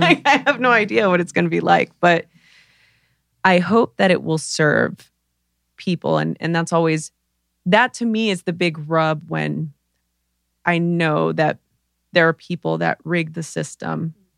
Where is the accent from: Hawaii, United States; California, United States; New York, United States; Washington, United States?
California, United States; Los Angeles; I grew up in East L A during the L A riots